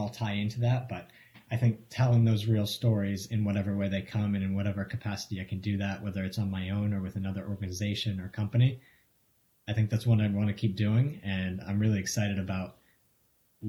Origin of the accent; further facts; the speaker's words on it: Marion, Massachusetts, United States; I grew up in Marion, Massachusetts